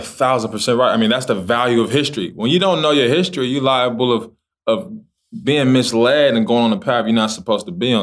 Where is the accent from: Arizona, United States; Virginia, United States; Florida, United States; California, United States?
California, United States; Los Angeles; I'm from Los Angeles, California